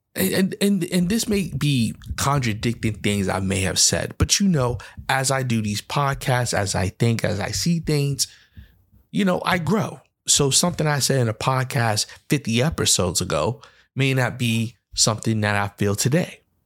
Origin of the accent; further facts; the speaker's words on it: New York City, New York, United States; I am from the Bronx, New York.